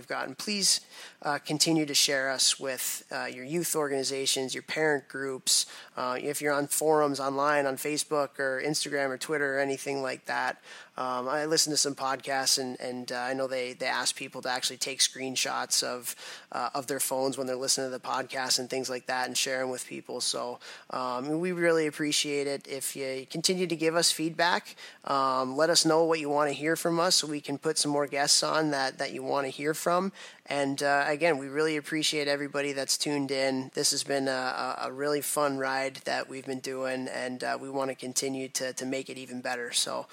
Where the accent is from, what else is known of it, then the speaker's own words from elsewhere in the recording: Chicago, Illinois, United States; moved away; Chicago's my hometown